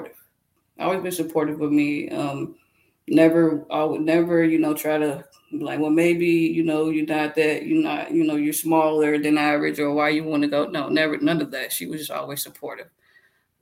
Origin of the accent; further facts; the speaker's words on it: Lexington, Kentucky, United States; moved away as an adult; also born or lived in Illinois; now in Douglasville, United States; I'm from Lexington, Kentucky, and I live in Douglasville, Georgia